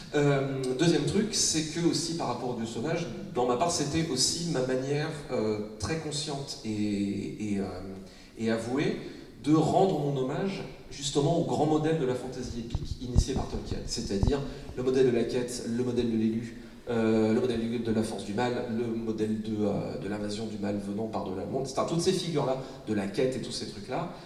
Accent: Brittany, France; quand on est breton

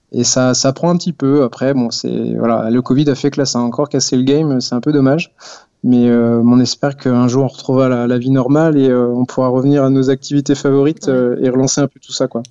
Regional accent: Poitiers, Nouvelle-Aquitaine, France; moved away as an adult; now in Strasbourg, France; je viens de Poitiers

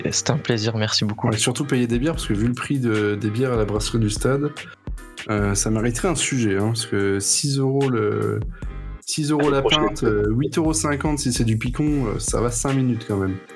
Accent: Metz, Grand Est, France; now in Paris, France; moi je suis né à Metz

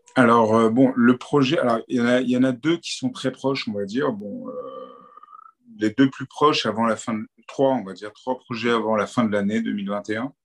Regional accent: Paris, Île-de-France, France; now in Cannes, France; À la base, je suis né à Paris, j'ai grandi à Paris.

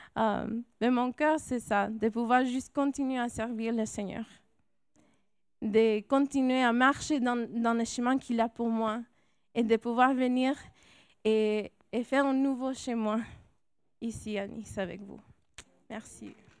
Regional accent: California, United States; accent: American, Latino; French is a second language; moved away as an adult; also born or lived in Grenoble, France; now in France; moi, je suis née en Californie. Alors, c'est pour ça mon accent américain, latino

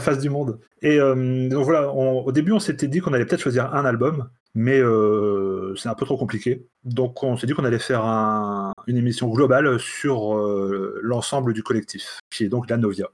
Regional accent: Brittany, France; chez moi, en Bretagne profonde

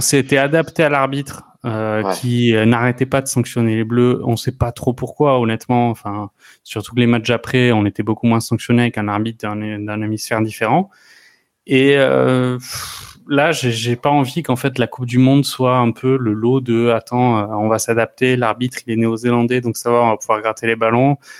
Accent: France; en tant que Français

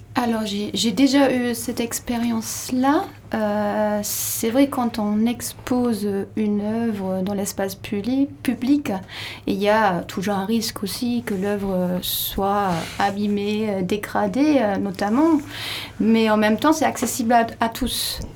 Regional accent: Labenne, Nouvelle-Aquitaine, France; moi je suis de la Benne, je connais bien le lieu

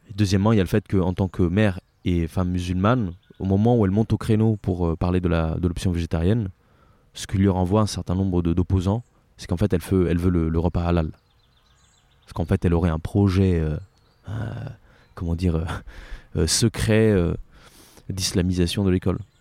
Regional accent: Italy; now in France; je suis italien et euh, je suis euh, en France depuis euh, plus ou moins 15 ans maintenant.

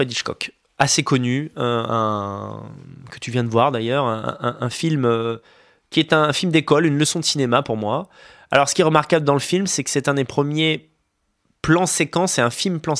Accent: Montargis, Centre-Val de Loire, France; je suis de Montargis.

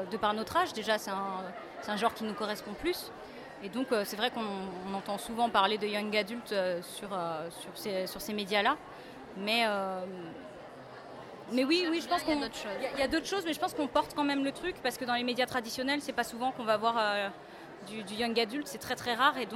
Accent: France; voilà, on est français donc on s'intéresse aussi à notre patrimoine littéraire

